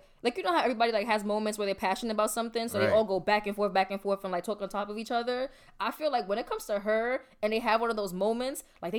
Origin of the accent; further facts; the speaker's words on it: New York, United States; New York people, we always feel like, oh, we can just grind anywhere